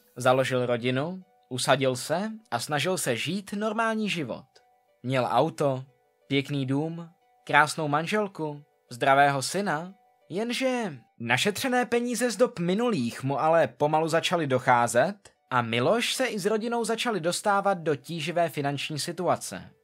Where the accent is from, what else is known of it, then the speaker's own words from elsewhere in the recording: Czechia; U nás v Čechách